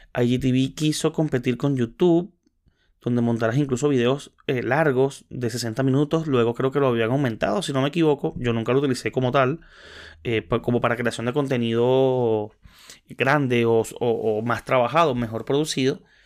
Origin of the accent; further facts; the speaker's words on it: Maracay, Aragua, Venezuela; soy de Maracay